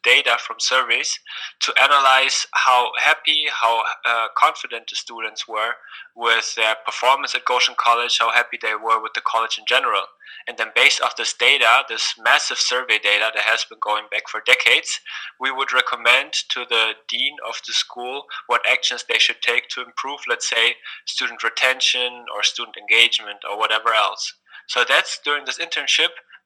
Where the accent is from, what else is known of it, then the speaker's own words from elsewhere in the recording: Berlin, Germany; also born or lived in Indiana; I myself, I come from Berlin, from a secular background.